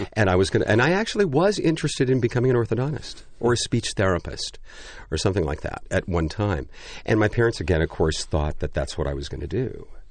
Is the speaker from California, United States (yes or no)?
yes; Pasadena, California, United States; I grew up right near the Pasadena Playhouse